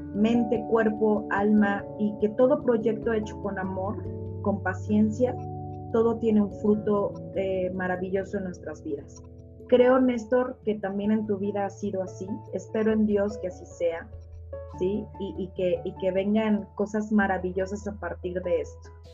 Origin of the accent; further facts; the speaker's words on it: Mexico; los mexicanos